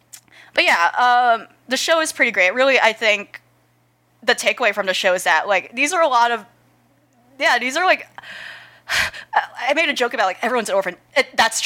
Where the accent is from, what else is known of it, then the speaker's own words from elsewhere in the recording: United States; as an American